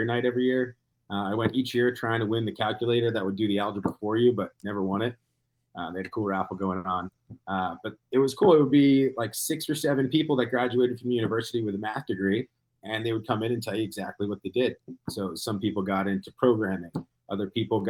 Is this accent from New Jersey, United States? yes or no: yes; New Jersey, United States; moved away as an adult; also born or lived in New Hampshire; Me growing up in New Jersey